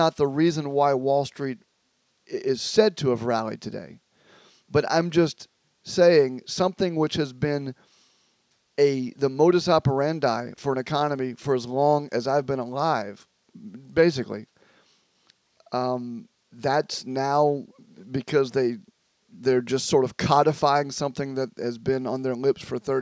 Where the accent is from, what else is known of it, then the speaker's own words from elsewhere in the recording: the South, United States; moved away; in the South, if you went to a restaurant in my hometown, they would ask, what kind of Coke do you want?